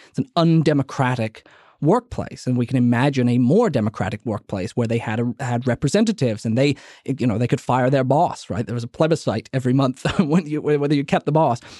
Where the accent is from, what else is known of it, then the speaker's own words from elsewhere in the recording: New Orleans, Louisiana, United States; my hometown of New Orleans